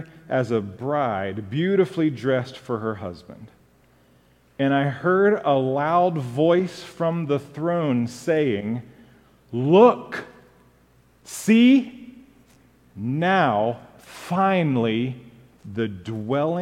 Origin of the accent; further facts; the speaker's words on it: Japan; moved away; Growing up in Japan